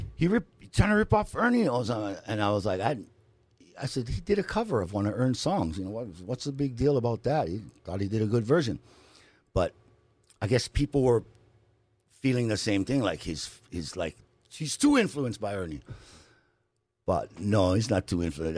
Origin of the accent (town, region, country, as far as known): Hawaii, United States; moved away as an adult